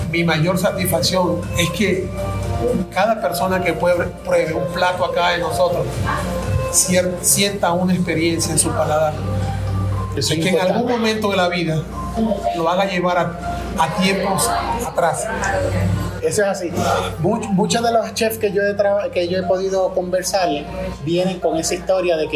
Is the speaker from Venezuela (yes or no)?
yes; Venezuela; ver lo que está pasando en nuestro país y uno como venezolano estar atravesando por lo que está pasando.